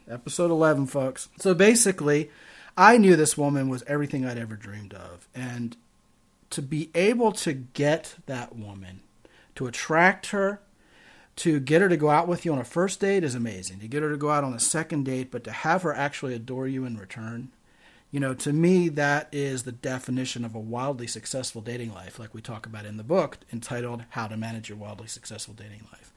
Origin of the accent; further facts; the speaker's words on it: Baltimore, Maryland, United States; also born or lived in Arizona; now in San Antonio, United States; I am originally from Baltimore, Maryland.